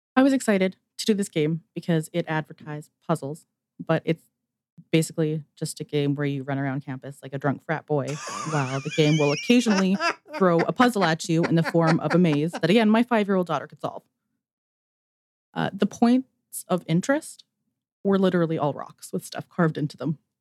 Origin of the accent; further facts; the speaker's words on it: Alberta, Canada; I'm also from Alberta, Canada